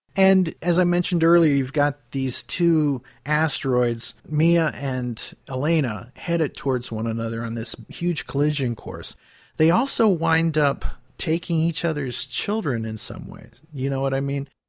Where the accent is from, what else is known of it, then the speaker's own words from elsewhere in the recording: Pymatuning Valley, outside Cleveland, Ohio, United States; I grew up in Pamatooning Valley outside of Cleveland, right on the cusp of Pennsylvania and Ohio